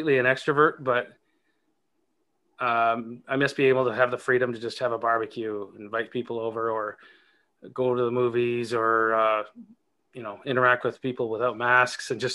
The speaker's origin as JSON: {"language": "English", "country": "Canada", "tie": "born or raised there", "said": "I was born in Canada, so and lived here my entire life, mostly living in small towns."}